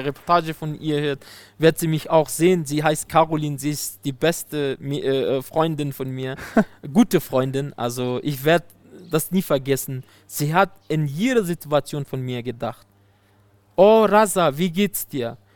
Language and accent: German; Afghanistan; German is a second language; also born or lived in Germany; mein Land